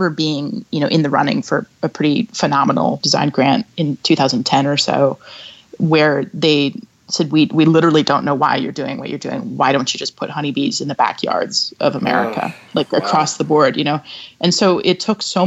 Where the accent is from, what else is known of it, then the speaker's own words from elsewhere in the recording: Seattle, Washington, United States; moved away as an adult; also born or lived in New York City; I moved to my hometown to begin working on the first project from New York City to Seattle